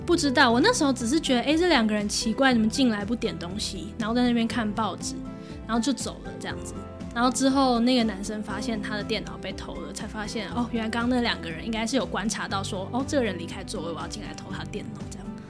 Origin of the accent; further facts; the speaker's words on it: Taiwan; 就不会有另外一个台湾人跟着我一起去